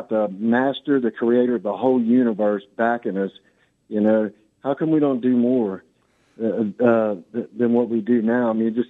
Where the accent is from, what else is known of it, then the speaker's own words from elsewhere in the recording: Lake Charles, Louisiana, United States; I'm from Lake Charles, Louisiana.